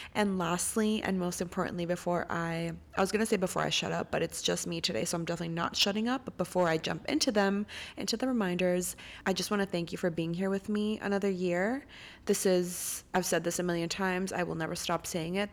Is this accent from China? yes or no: no; Costa Rica; moved away; I'm recording from Costa Rica. I'm home right now